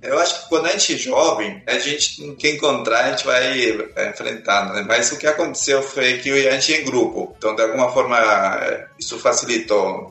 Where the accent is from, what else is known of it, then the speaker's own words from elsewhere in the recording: Peru; Portuguese is a second language; moved away as an adult; also born or lived in Lima, Peru / Soviet Union / Sweden; now in Brazil; eu nasci no Peru, lá no interior do Peru, lá nos Andes, e de lá eu saí com 12 anos para a capital Lima.